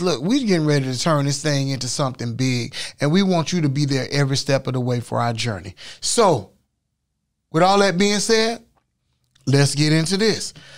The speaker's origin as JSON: {"language": "English", "town": "Orlando", "region": "Florida", "country": "United States", "tie": "born or raised there", "said": "here in sunny, beautiful Orlando, my hometown"}